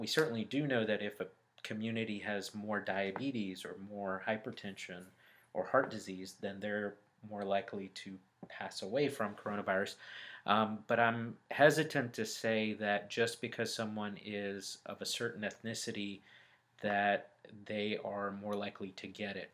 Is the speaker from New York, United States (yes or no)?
no; Birmingham, Alabama, United States; moved away as an adult; also born or lived in Dallas, Texas; now in Atlanta, United States; I was born and raised in Birmingham, Alabama.